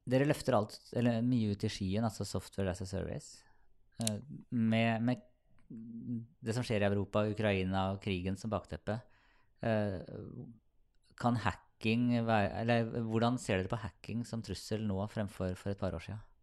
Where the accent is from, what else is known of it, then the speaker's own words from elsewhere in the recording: Sarpsborg, Østfold, Norway; jeg er fra Sarpsborg